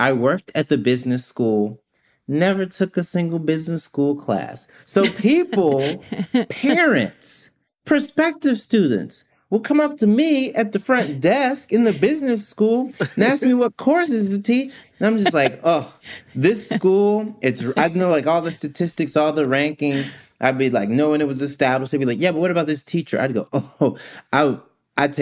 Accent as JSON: {"language": "English", "region": "Mississippi", "country": "United States", "moved": "yes", "said": "I am from Mississippi originally"}